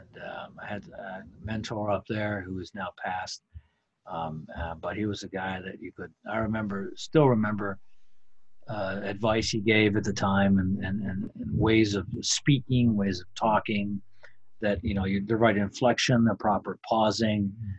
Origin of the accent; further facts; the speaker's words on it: Plattsburgh, New York, United States; also born or lived in Kittery, Maine; I was born actually in Kittery, Maine. And there's a naval hospital there, or was, I think there still is, I think it moved. Portsmouth, New Hampshire, actually. But I guess the town of my birth is Kittery. Moved around a bit, but I ended up growing up in Plattsburgh, New York